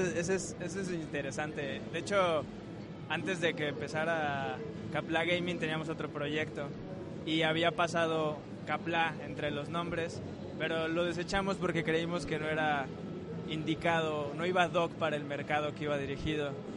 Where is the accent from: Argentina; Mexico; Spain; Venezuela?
Mexico; como mexicanos lo vemos